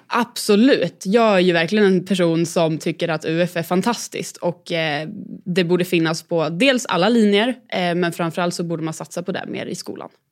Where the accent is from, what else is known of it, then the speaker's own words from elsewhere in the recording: Katrineholm, Södermanland, Sweden; Jag är född och uppvuxen i eh, Katrineholm